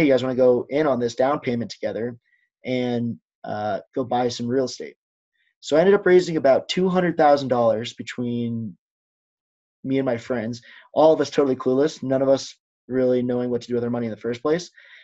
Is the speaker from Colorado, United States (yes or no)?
yes; Denver, Colorado, United States; moved away as an adult; now in Colorado Springs, United States; I'm from Denver